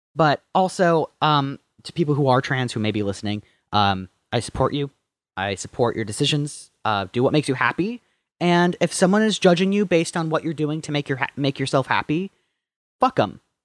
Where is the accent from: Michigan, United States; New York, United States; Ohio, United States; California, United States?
Michigan, United States; Marquette; moved away as an adult; also born or lived in Traverse City, Michigan; I was from Marquette, from the upper, upper peninsula